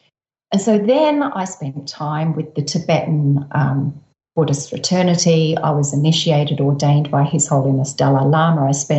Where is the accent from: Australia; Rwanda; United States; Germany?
Australia; Adelaide, South Australia; I grew up in Adelaide.